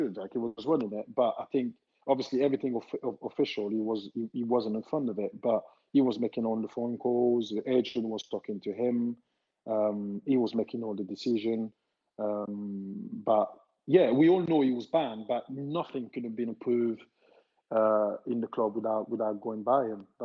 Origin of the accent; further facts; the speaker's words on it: Italy; English is a second language; I said, listen, I came from Italy. I know what it like there, the smoke and everything